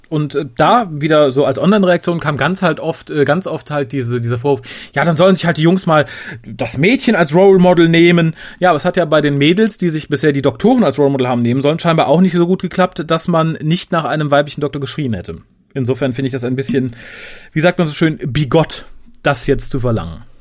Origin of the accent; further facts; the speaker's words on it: Düsseldorf, North Rhine-Westphalia, Germany; ich bin tatsächlich als Düsseldorfer